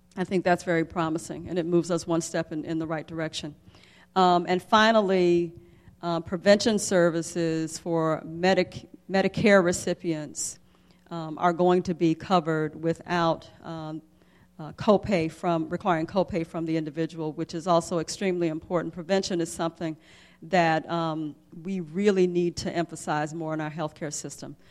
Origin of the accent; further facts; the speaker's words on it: Jackson, Mississippi, United States; I grew up in the South, I grew up in Jackson, Mississippi